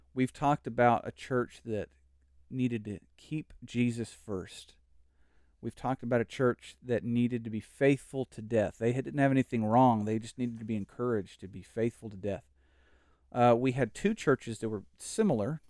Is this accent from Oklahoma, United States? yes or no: yes; Oklahoma, United States; now in Texas, United States; Oklahoma is my home